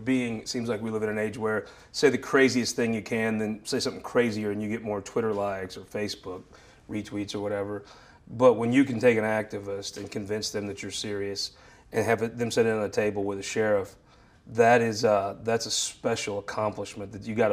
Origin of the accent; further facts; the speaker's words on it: Missouri, United States; I was raised in the Boot Hill, a very fortunate family.